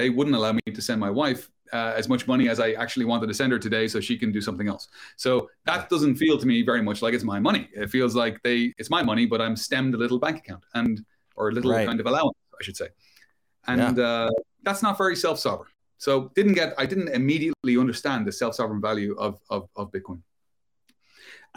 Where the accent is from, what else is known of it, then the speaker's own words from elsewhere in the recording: Ireland; moved away as an adult; also born or lived in London, United Kingdom; I emigrated from my home country of Ireland to the UK, to London